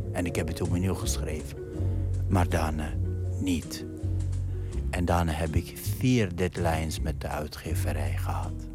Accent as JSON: {"language": "Dutch", "country": "Iraq", "tie": "born or raised there", "second_language": "Dutch", "moved": "as an adult", "lives_now": "Netherlands", "said": "ik ben geboren in Irak in al die oorlog en ellende"}